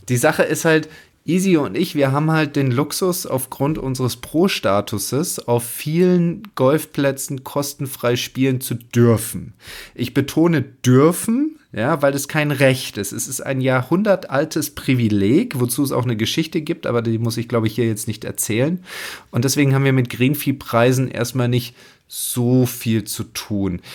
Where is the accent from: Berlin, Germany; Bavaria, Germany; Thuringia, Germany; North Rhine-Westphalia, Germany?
Bavaria, Germany; Wasserburger Land, east of Munich; Mein Heimatplatz Golfclub Pfaffing, Wasserburger Land, wo ich herkomme, im Münchner Osten